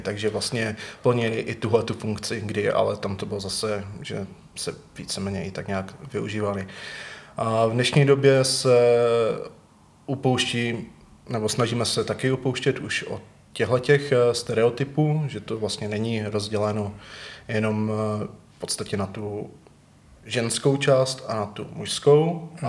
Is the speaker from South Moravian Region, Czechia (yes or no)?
no; Třinec, Moravian-Silesian Region, Czechia; now in Ostrava, Czech Republic; Já jsem původně z Třince